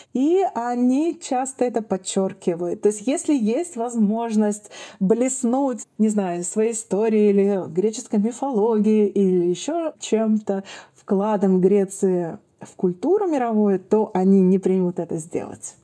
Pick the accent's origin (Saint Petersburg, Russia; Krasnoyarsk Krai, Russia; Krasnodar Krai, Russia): Saint Petersburg, Russia; я из Петербурга